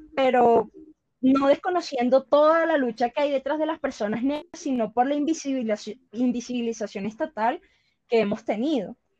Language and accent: Spanish; Valledupar, Cesar, Colombia; la ciudad de donde, de donde vengo, que es Valledupar.